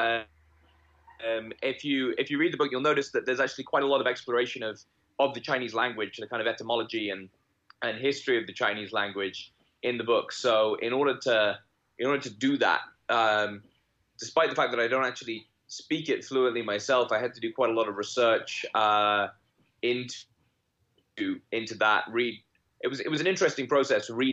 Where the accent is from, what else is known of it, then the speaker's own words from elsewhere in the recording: United Kingdom; moved away as an adult; also born or lived in Warwick, England; now in Hong Kong; I'm a British born author who is currently living in Hong Kong